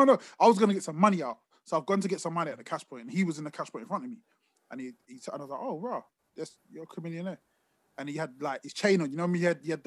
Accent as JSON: {"language": "English", "region": "London", "country": "United Kingdom", "said": "I'm from Brixton"}